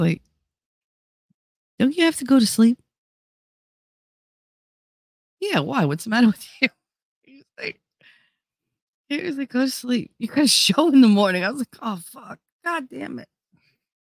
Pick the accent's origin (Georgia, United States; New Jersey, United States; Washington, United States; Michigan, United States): New Jersey, United States; accent: Jersey; Because I'm Italian. I'm from North Jersey. I talk like I do.